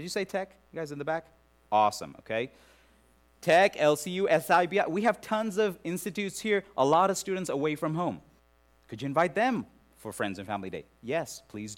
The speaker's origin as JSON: {"language": "English", "country": "India", "moved": "yes", "said": "worked among the lepers in Calcutta, India, in my home country"}